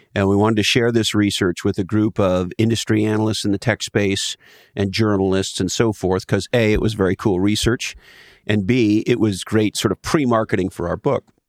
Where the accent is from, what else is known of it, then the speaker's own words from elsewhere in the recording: Ontario, Canada; moved away; I grew up in Canada